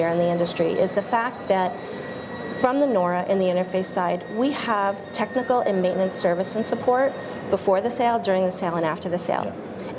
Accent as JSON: {"language": "English", "town": "Boston", "region": "Massachusetts", "country": "United States", "said": "I'm from Boston"}